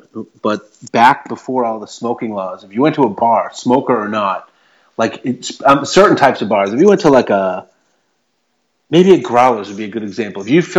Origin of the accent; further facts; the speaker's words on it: Salem, Massachusetts, United States; my hometown of Salem, Mass.